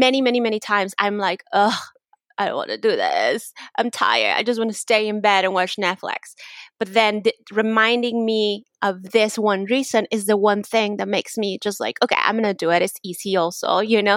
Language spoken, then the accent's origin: English; Mexico; English is a second language; moved away; I'm from Mexico, so it's really, like, weird to hear people just right away make assumptions just because I have an accent or because I'm Mexican